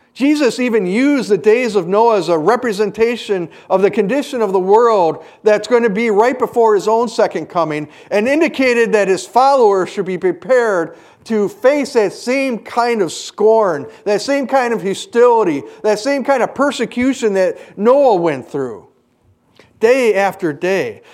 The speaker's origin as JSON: {"language": "English", "town": "Hayward", "region": "Wisconsin", "country": "United States", "tie": "born or raised there", "moved": "yes", "said": "I grew up partially in Hayward"}